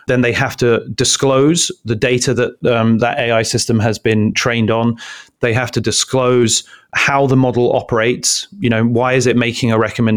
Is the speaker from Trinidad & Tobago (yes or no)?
no; London, United Kingdom; now in Palo Alto, United States; I grew up on Caledonian Road in London, Council Estate